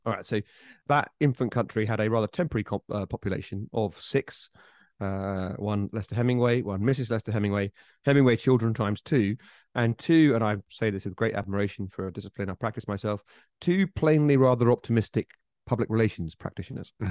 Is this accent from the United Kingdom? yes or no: yes; United Kingdom; I, as a British person